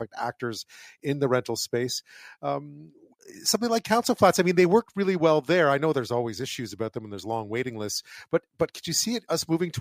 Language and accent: English; Quebec, Canada; moved away; I grew up in Quebec